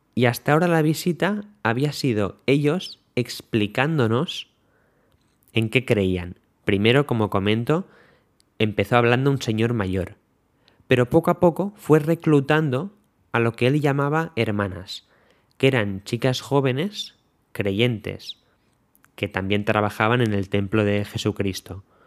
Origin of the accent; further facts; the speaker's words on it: Spain; nos preguntaron que de dónde éramos, dijimos que de España